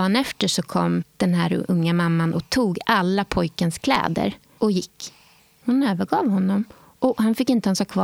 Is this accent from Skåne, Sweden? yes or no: yes; Skåne, Sweden; De hade bandvagnar för att hämta folk ute på landsbygden i Skåne den vintern. Men eh, ja, där föddes jag med eh, en skara äldre syskon